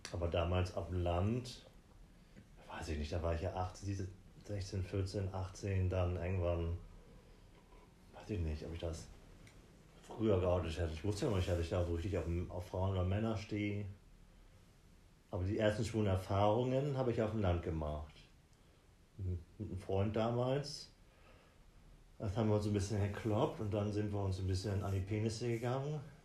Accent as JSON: {"language": "German", "town": "Südergellersen", "region": "Lower Saxony", "country": "Germany", "tie": "born or raised there", "moved": "yes", "said": "ich komme vom, aus Lüneburg, aus dem schönen Landkreis Lüneburg, aus dem Dorf Südergellersen"}